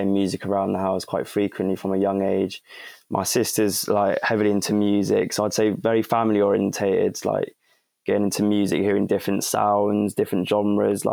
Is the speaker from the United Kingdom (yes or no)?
yes; Oxford, South East England, United Kingdom; I'm from Oxford